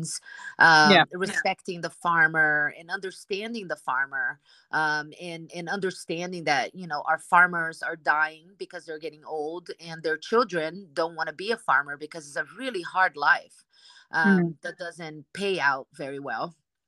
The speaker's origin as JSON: {"language": "English", "country": "Brazil", "moved": "yes", "lives_now": "United States", "said": "I'm originally from Brazil, and I've been in the United States for 19 years now"}